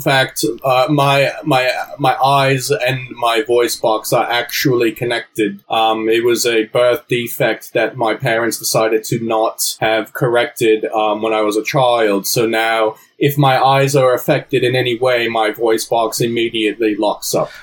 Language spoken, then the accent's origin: English; New Jersey, United States; my accent was from my upbringing in New Jersey.